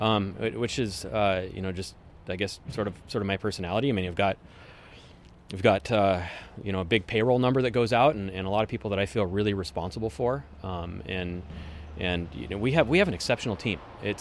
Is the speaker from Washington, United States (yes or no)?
yes; Woodinville, Washington, United States; now in Kirkland, United States; I grew up in Woodinville. Haven't really gone far from home. I live in Kirkland currently. Went to the UW, went to Woodinville High School